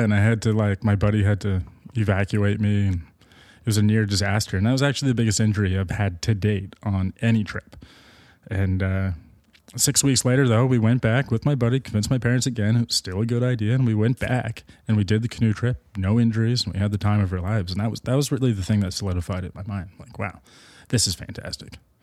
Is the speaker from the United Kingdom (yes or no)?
no; Markham, Ontario, Canada; I grew up in Markham, Ontario